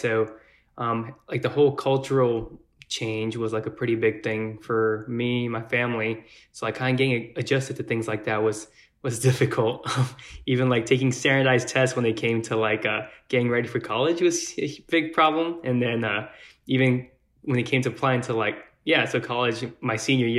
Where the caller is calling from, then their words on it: Mount Pleasant, Texas, United States; also born or lived in Austin, Texas; I'm 31 years old. I'm calling from Mount Pleasant, Texas